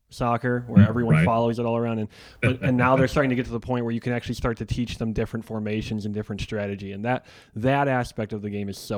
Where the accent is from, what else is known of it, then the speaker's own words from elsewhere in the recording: Chicago, Illinois, United States; moved away as an adult; now in Kansas City, United States; I grew up in Chicago in the '90s